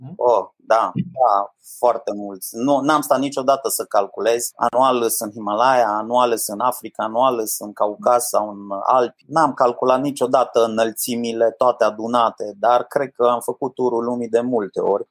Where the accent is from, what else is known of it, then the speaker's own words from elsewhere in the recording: Cluj-Napoca, Cluj County, Romania; also born or lived in New Zealand / United States / Austria; Eu am copilărit în Cluj, mi-am mâncat cerneala în Cluj, cum s-ar spune, toate în Cluj